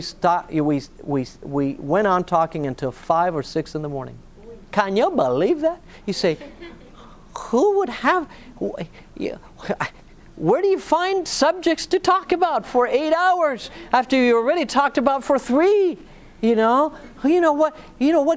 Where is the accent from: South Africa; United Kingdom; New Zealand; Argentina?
Argentina; moved away; also born or lived in Northern California; I was born and raised in Argentina